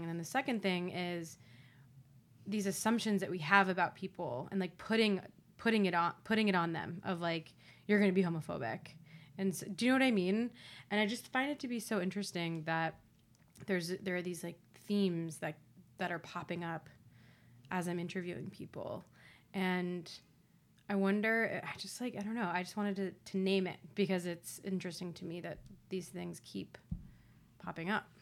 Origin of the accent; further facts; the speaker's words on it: Ohio, United States; Being from Ohio, I think there's like a lot of pride behind like being a Buckeye